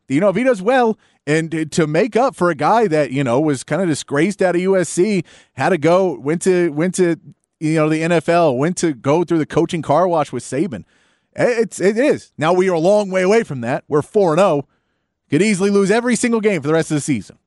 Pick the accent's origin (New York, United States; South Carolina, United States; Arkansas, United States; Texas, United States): Texas, United States; Austin; I grew up in Northwest Austin. I went to Westwood High School.